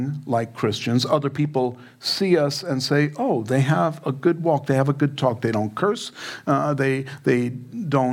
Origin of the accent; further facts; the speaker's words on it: New York City, New York, United States; I'm from New York